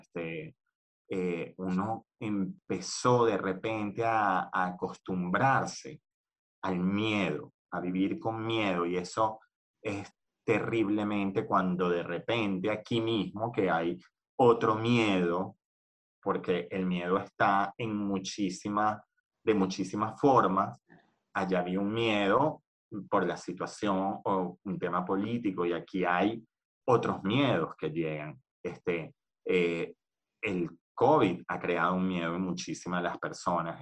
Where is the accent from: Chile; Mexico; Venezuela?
Venezuela; moved away as an adult; also born or lived in Argentina; now in Spain